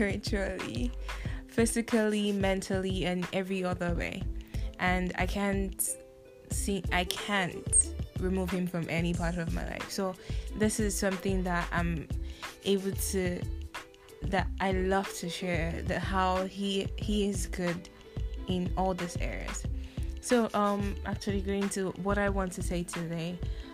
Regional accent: Nigeria; now in Taiwan; I am from Nigeria, and I spent most of my life in Nigeria

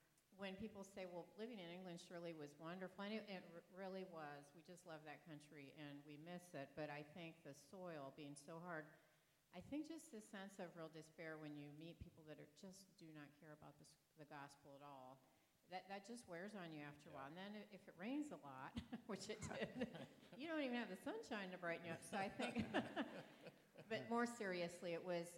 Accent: France; moved away; also born or lived in Dayton, Ohio; I was raised in France.

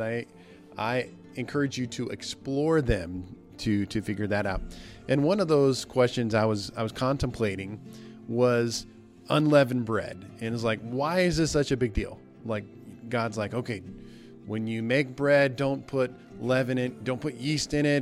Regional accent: Nebraska, United States; moved away; my hometown in Nebraska

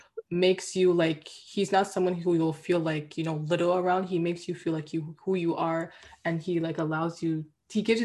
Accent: Nigeria; I'm Nigerian

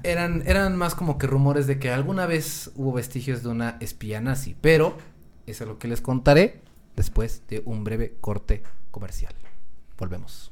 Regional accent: Mexico; nuestro país

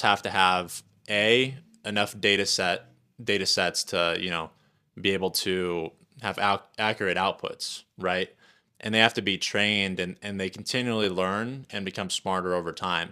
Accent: Indiana, United States; moved away as an adult; also born or lived in Lafayette, Indiana / South Florida; now in Wyoming, United States; I grew up in Indiana in a super small town, about 5,000 people uh, in the farmland uh, across the street from some cornfields

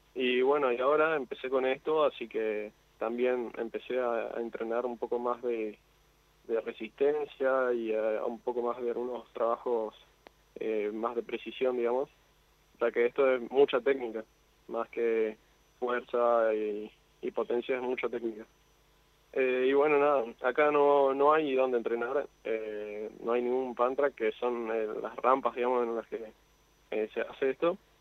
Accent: Misiones, Argentina; Soy de Misiones, de Misiones

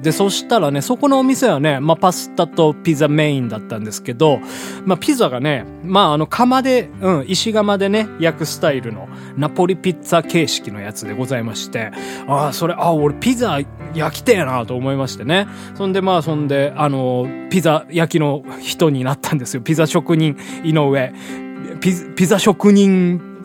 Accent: Hiroshima, Japan; moved away as an adult; also born or lived in Tokyo; 実家のね、あの、地元の広島でやってたんですけど

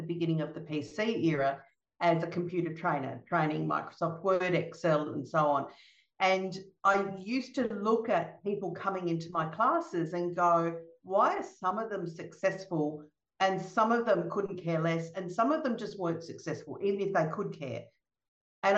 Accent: Melbourne, Victoria, Australia; I'm from Melbourne in Australia, and even though I'm in Australia

